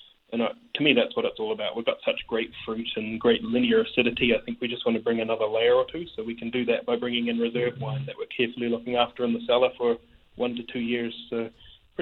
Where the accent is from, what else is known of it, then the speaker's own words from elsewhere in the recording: New Zealand; Being a Kiwi